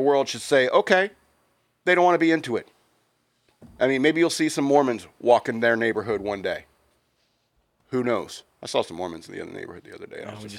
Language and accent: English; United States; holding up your passport. You know, I'm American.